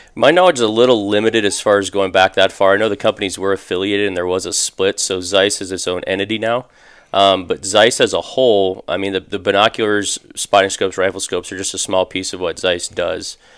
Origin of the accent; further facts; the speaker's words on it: Phoenix, Arizona, United States; I'm actually originally from, from Phoenix. I grew up in North Phoenix, uh, graduated high school here